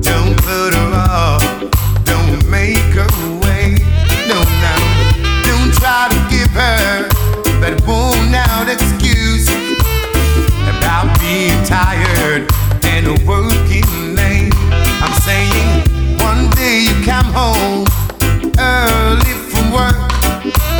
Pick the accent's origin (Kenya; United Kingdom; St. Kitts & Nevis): St. Kitts & Nevis; Nevis; I was born in Nevis. My father's from St. Kitts. So if you don't know about St. Kitts and Nevis, look it up. Google it. Get to know it. That's my hometown